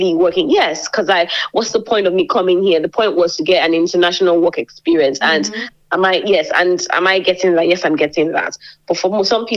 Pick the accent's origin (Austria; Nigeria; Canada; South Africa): Nigeria; moved away as an adult; now in Lincoln, United Kingdom; I am from Nigeria